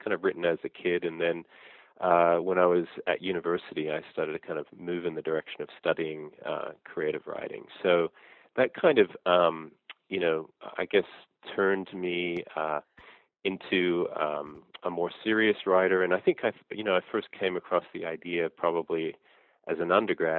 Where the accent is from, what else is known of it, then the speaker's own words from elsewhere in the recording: Sydney, New South Wales, Australia; moved away as an adult; also born or lived in Brisbane / Blue Mountains; now in United States; Well, I grew up in Australia. I was born in Brisbane. Our family moved to Sydney when I was about two. We lived in the Blue Mountains for a while